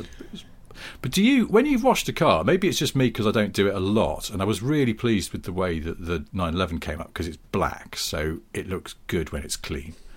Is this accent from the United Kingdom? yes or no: yes; United Kingdom; we're British